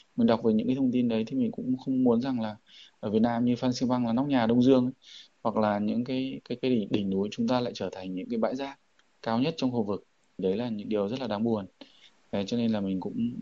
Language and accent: Vietnamese; Vietnam; ở ngay quê hương mình